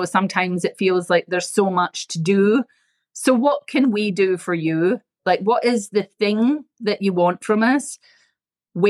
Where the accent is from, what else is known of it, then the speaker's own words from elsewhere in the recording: Scotland, United Kingdom; moved away; I come from Scotland, so we're frugal